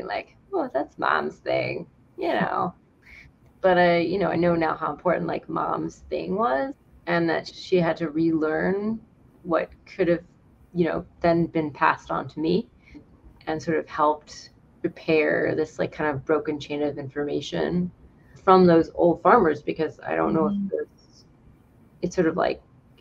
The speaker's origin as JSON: {"language": "English", "region": "North Carolina", "country": "United States", "tie": "born or raised there", "also_born_or_lived": "New York City", "said": "we moved from New York City to North Carolina when I was 9"}